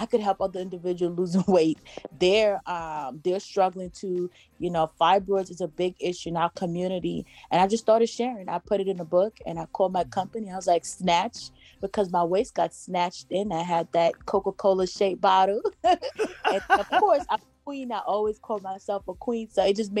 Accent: Jamaica; I'm Jamaican. So we grew up on sea moss.

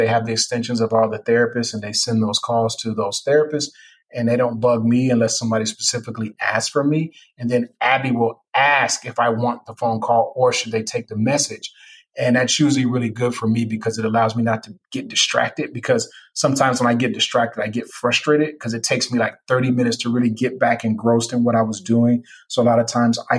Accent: Chicago, Illinois, United States; me being a Chicagoan

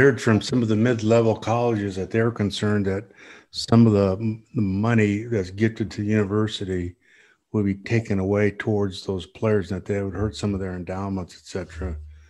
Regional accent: Sioux Falls, South Dakota, United States; I'm from Sioux Falls. That's where I was born

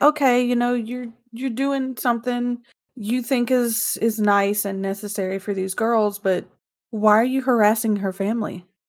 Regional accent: Mobile, Alabama, United States; now in Arkansas, United States; my hometown

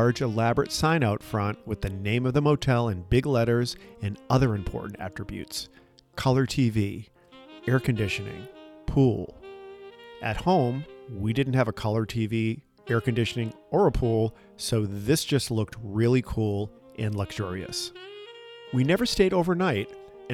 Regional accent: outside of Boston, Massachusetts, United States; When I was a kid growing up outside of Boston

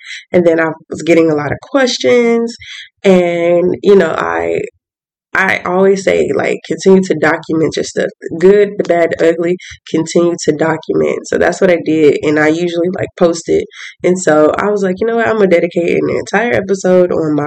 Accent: Atlanta, Georgia, United States; moved away as an adult; also born or lived in Birmingham; I'm from Atlanta

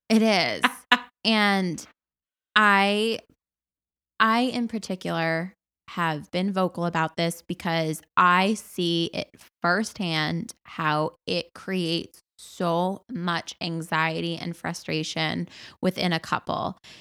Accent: Massachusetts, United States; if I was not from Massachusetts and I was not a wedding planner

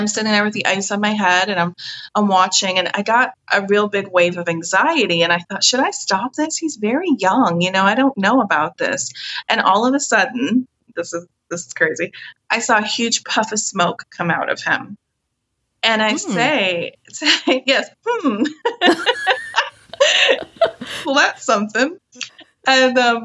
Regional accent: Scotland, United Kingdom; I'm from Scotland

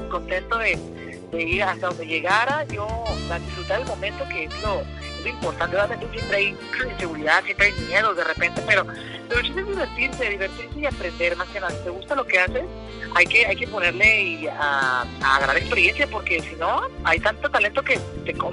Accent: Jalisco, Mexico; somos, somos aquí de Jalisco y entre todos hay un chingo de talento

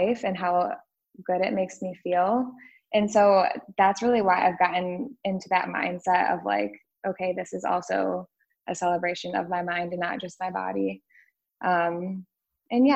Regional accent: West Michigan, United States; moved away as an adult; now in Austin, United States; we're both from West Michigan.

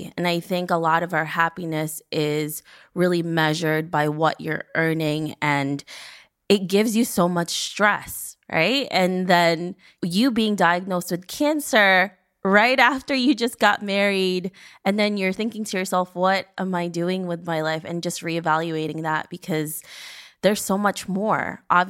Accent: New York, United States; I mean, I'm a New Yorker, and every time you talk to any New Yorker here

